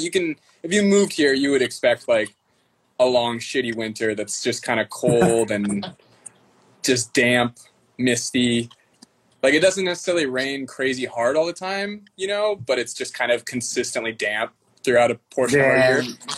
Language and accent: English; Seattle, Washington, United States; I went away to college for like a few years in like Eastern Washington, a place called Walla Walla. it's like 5 hours from here.